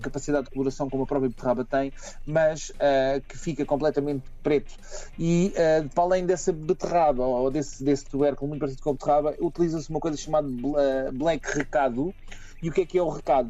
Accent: Portugal; nós portugueses

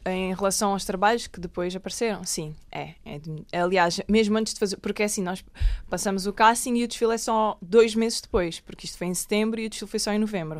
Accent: Alentejo, Portugal; also born or lived in Lisbon; eu nasci em Lisboa, em Alcântara, mas aos seis anos fui viver para o Alentejo

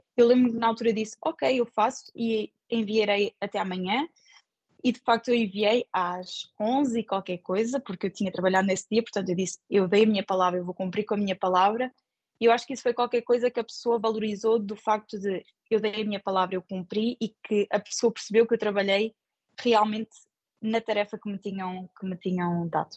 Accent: Portugal; moved away as an adult; also born or lived in Luxembourg; now in France; nós portugueses

